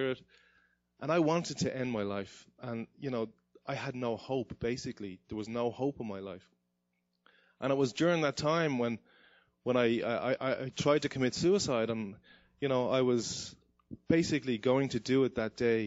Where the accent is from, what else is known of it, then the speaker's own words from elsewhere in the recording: Dublin, Leinster, Ireland; moved away; I grew up in Dublin, Ireland